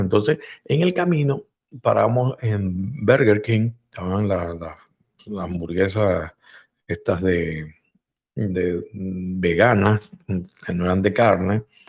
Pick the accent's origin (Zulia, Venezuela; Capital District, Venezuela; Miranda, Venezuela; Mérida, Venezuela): Capital District, Venezuela; Caracas; moved away as an adult; also born or lived in Spain (ancestry); now in United States; yo también soy español y no, pues, nací en Venezuela, ¿no? Pero mm, mi crianza, mi crianza fue hecha con amigos venezolanos y amigos españoles porque mi papá pertenecía a un club de, de españolas allá en Caracas